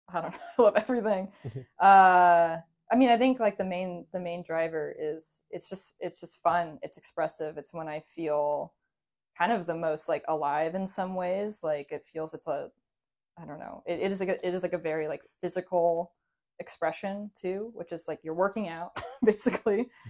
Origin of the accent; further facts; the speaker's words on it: Seattle, Washington, United States; I was born and raised in Seattle, native Seattleite